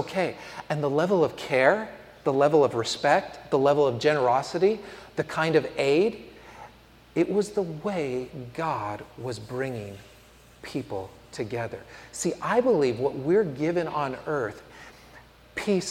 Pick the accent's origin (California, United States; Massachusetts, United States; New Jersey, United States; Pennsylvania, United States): California, United States; San Francisco; moved away as an adult; also born or lived in Tuscaloosa, Alabama; growing up in San Francisco